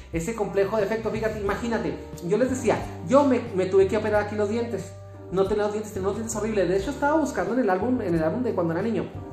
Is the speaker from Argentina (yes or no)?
no; Chihuahua, Mexico; Yo soy de aquí de Chihuahua